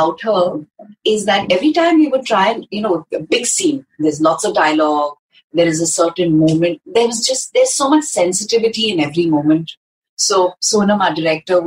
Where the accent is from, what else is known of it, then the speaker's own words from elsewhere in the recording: Hyderabad, Telangana, India; growing up in Hyderabad, going to a school like Vidyaranya